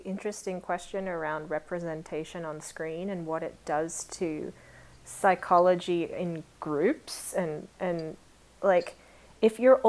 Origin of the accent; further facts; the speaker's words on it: Australia; Growing up in Australia